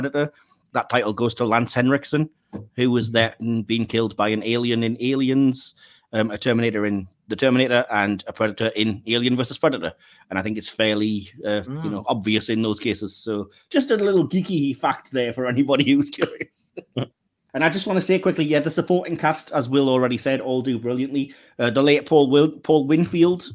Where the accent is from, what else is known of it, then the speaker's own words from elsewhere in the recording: England, United Kingdom; as an English audience